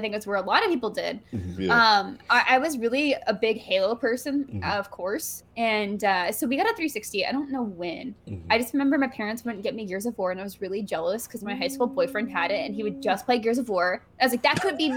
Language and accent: English; Oklahoma City, Oklahoma, United States; moved away as an adult; I was born in Oklahoma City, and my parents both went to OU, and that's why I went there